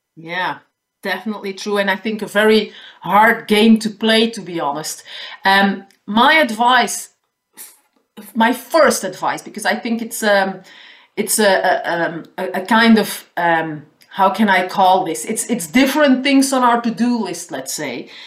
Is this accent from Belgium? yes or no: yes; Flanders, Belgium; first language Dutch; English is a second language; I'm living in the northern part of the country, so I speak Dutch. That's my mother tongue.